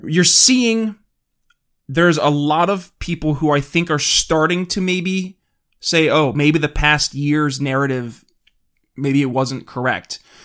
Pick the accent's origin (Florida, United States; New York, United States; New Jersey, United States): New York, United States; my home state of New York